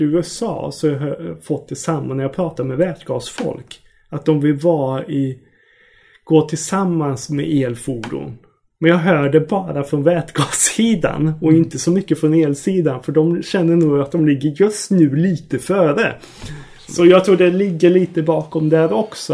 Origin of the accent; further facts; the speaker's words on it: Sweden; oss tror jag som svenskar